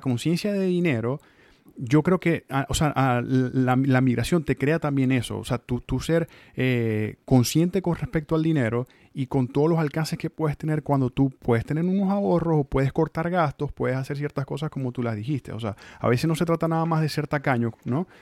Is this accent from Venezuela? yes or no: yes; Venezuela; also born or lived in Mexico; now in Tallahassee, United States; uno como venezolano, eh, como migrante aparte o como nuevo migrante